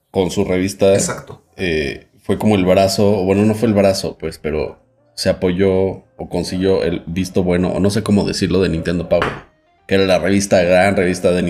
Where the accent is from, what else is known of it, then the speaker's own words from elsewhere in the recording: Mexico; soy periodista de México.